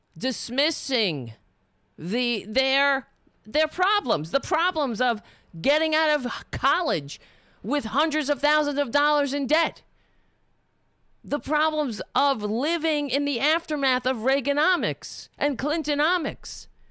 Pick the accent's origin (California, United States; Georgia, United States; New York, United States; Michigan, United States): New York, United States; New York City; I'm Irish, but I, I grew up on Staten Island